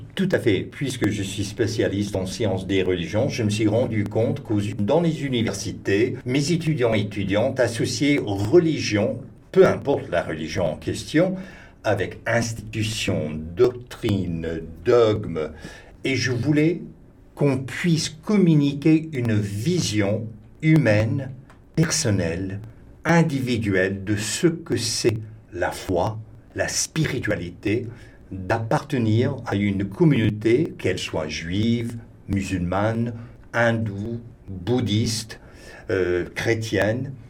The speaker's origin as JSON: {"language": "French", "region": "Texas", "country": "United States", "second_language": "French", "moved": "yes", "said": "je suis du Texas, je suis un Américain"}